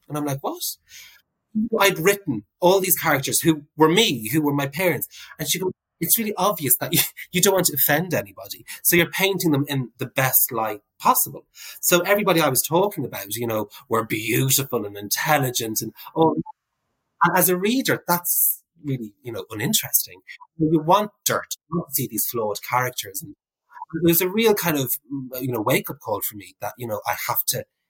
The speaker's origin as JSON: {"language": "English", "town": "Navan", "region": "Leinster", "country": "Ireland", "tie": "born or raised there", "also_born_or_lived": "Dublin", "moved": "yes", "said": "my experiences as a gay man growing up in Navan"}